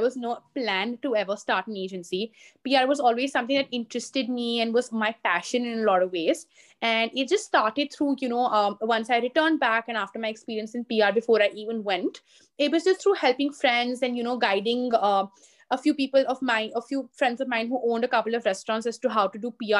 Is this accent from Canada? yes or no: no; Delhi, India; also born or lived in Singapore / London; born and brought up in Delhi